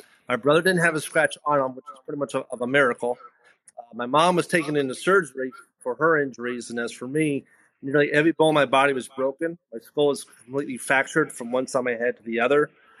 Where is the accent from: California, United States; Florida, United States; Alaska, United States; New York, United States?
New York, United States; born there; also born or lived in Spring Valley; I was 8 weeks old. I was born in New York.